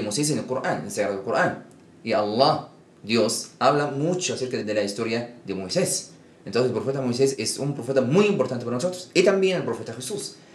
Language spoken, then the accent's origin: Spanish; Egypt; moved away as an adult; now in Mexico; yo nací en Egipto, aquí yo vivo en América Latina 7, 8 años